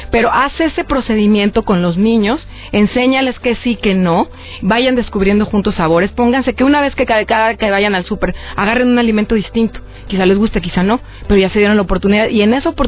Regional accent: Acapulco, Guerrero, Mexico; Yo crecí en Acapulco. Entonces yo en las, me escapaba, era una rebelde, a la, a la azotea de la escuela y a mangos verdes, allá comemos mango verde.

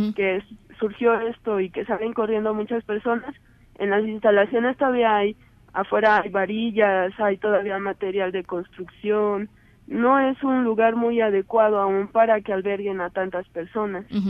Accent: Mexico; realmente soy mexicana

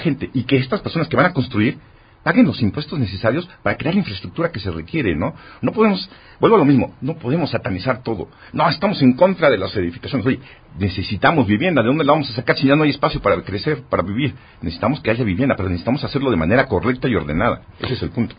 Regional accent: Mexico

